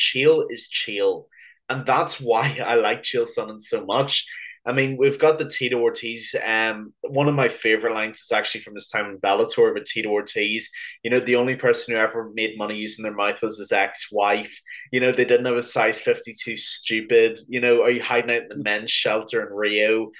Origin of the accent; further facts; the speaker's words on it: Ireland; even though I am from Ireland